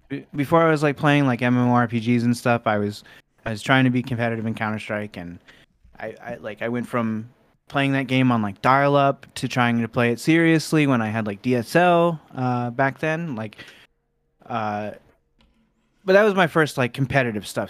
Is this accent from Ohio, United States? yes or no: yes; Cincinnati, Ohio, United States; born or raised there; also born or lived in Fort Wayne, Indiana